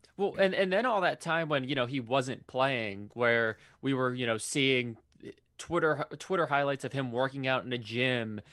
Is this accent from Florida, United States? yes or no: no; Philadelphia, Pennsylvania, United States; growing up in Philadelphia